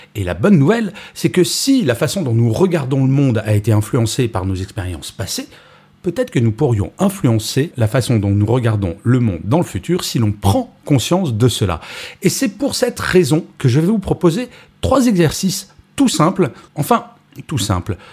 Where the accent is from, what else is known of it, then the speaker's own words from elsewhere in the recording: France; Je suis français